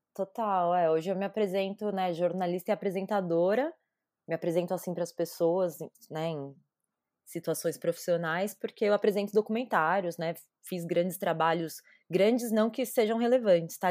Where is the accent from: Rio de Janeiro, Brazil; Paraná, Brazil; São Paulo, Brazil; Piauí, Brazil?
São Paulo, Brazil; Nasci aqui em São Paulo, no bairro da Moca, sou nascida, criada e crescida na Moca